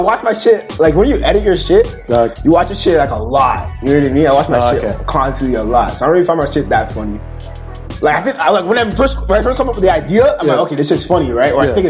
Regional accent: Toronto, Ontario, Canada; also born or lived in Brampton; now in Toronto, Canada; Nah, I grew up in Rexdale.

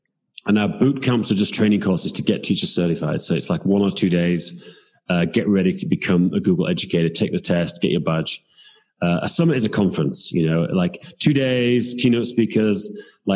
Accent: England, United Kingdom; now in Prague, Czech Republic; I'm from England, but I live in Prague

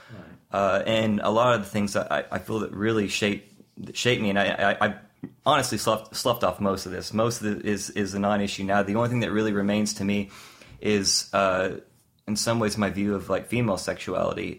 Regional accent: the South, United States; I grew up in the South

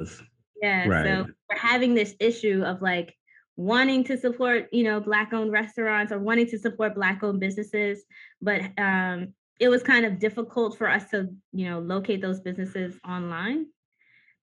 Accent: New York City, New York, United States; now in Brooklyn, United States; I'm from the Bronx

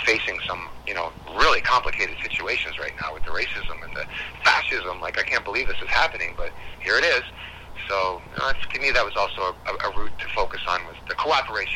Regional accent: Scotland, United Kingdom; now in Canada; I am from Scotland. I'm not even from this continent.

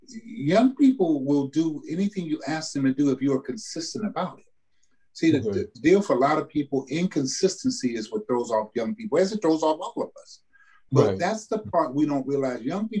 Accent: the South, United States; that expectation that we had growing up in the South, that I had growing up in a … family household

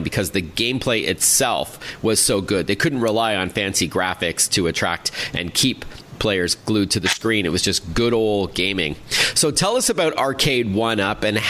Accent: Toronto, Ontario, Canada; my hometown of Toronto

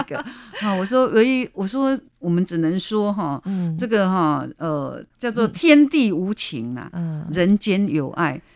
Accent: Chiayi, Taiwan; 我是嘉义人啊，我妈妈教给我的灯谜菜是那种小颗的那个菠菜，而且还连着根

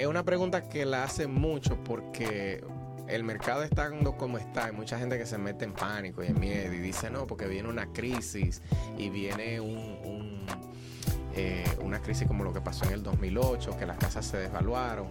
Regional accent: Santo Domingo, Distrito Nacional, Dominican Republic; also born or lived in Salcedo / La Vega; now in Lehigh Valley, United States; yo nací me crié en la capital sin embargo a mí me gusta decir que yo soy de Salcedo porque mi familia de parte de madre somos de Salcedo

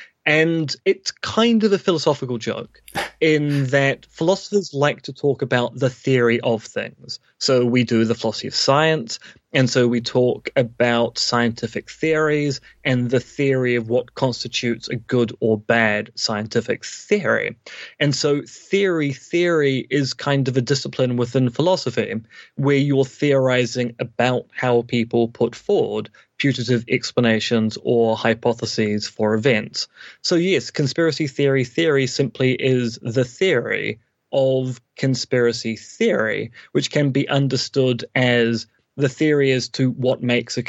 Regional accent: Devonport, Auckland, New Zealand; now in Beijing, China; growing up in Devonport in the 80s

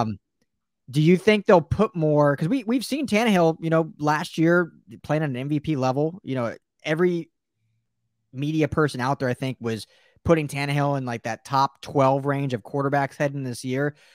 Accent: Denver, Colorado, United States; now in Los Angeles, United States; I grew up in Denver, so I, I was, as a fan, diehard, my childhood team is the Broncos

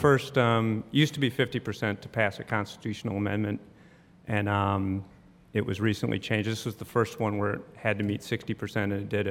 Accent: Neenah, Wisconsin, United States; now in Jacksonville, United States; grew up in Wisconsin

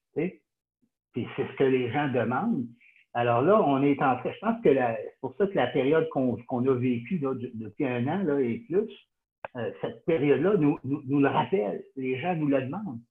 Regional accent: Sherbrooke, Quebec, Canada; j'ai été élevé à Sherbrooke

